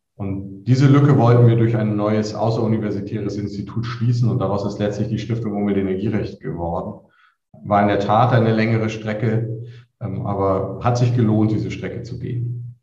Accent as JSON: {"language": "German", "town": "Lüneburg", "region": "Lower Saxony", "country": "Germany", "tie": "born or raised there", "moved": "as an adult", "lives_now": "Würzburg, Germany", "said": "nicht gebürtiger Unterfranke, sondern komme aus Lüneburg, wo ich zur Schule gegangen bin"}